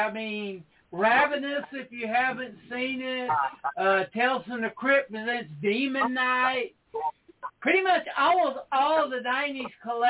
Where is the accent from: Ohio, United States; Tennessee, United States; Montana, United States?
Tennessee, United States; I'm from Tennessee, and we have the Knoxville Horror Fest going on all month